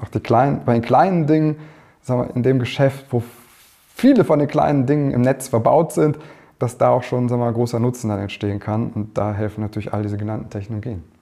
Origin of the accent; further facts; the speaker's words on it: Germany; als Deutscher